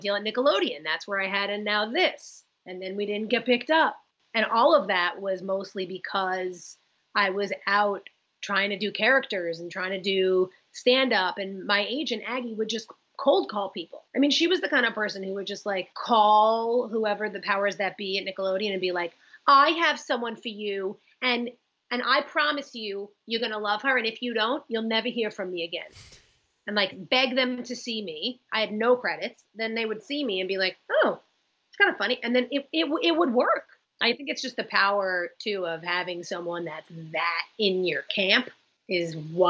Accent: Oceanside, New York, United States; I am from Oceanside, Long Island

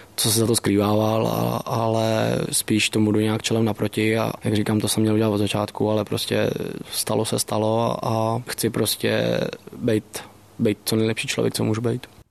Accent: Czechia; Jako samozřejmě jsme Češi

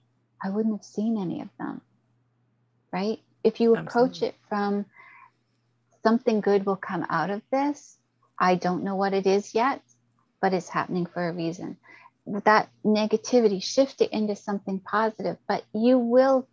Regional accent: Canada; I'm Canadian

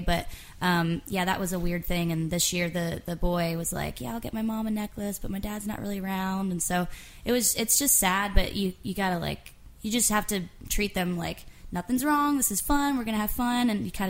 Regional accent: West Palm Beach, Florida, United States; moved away as an adult; We're all from Florida, and I came here first about 5 years ago.

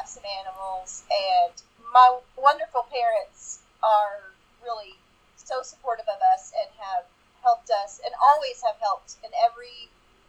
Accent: Baton Rouge, Louisiana, United States; moved away as an adult; also born or lived in East Texas / Fairbanks, Alaska; now in North Carolina, United States; I was born and raised in Louisiana, Baton Rouge specifically.

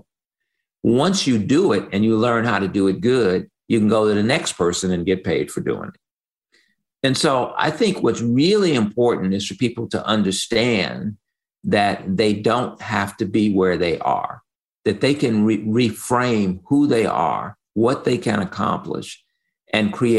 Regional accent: Chicago, Illinois, United States; I grew up on the South Side of Chicago

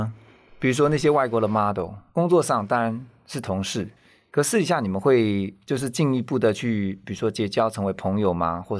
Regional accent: Taiwan; 你怎么在这么多卓越的 model 当中去展现东方人，或者是亚洲人，或是我们台湾人

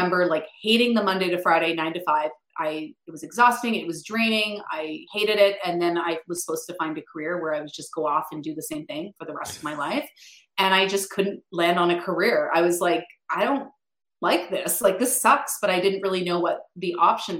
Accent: Ottawa, Ontario, Canada; I actually grew up just outside Ottawa

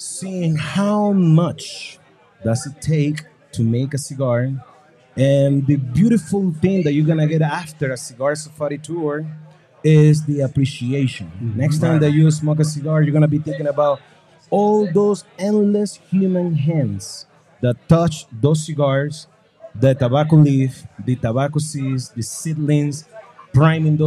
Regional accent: Estelí, Nicaragua; from my hometown, Esteli, Nicaragua.

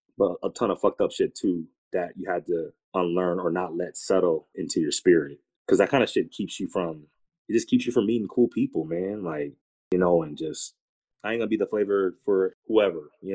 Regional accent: Minneapolis, Minnesota, United States; moved away; also born or lived in Portland; I'm from Minneapolis

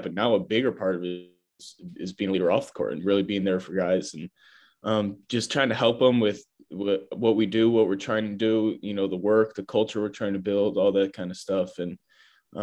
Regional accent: Chicago, Illinois, United States; I'm from Chicago, Chicagoland area.

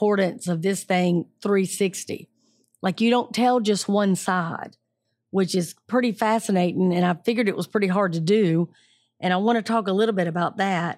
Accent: Atlanta, Georgia, United States; I'm a native Atlantan, born and raised in Georgia, seventh and eighth generation.

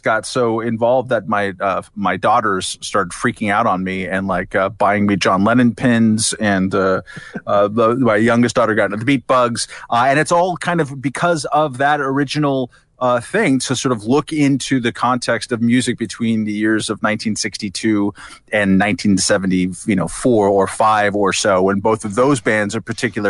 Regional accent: Long Beach, California, United States; I'm from North Long Beach, California, which is not that far from Hawthorne in the South Bay

